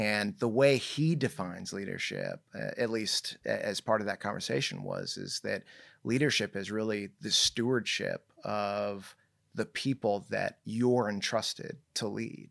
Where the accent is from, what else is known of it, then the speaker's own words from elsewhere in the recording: Irvine, California, United States; also born or lived in Newport Beach, California / Bay Area, California / Tustin, California; I was born in, uh, Newport Beach, grew up in, uh, Irvine